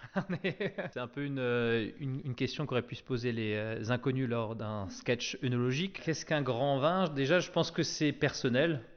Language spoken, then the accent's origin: French; Traenheim, Grand Est, France; je suis né à Trenheim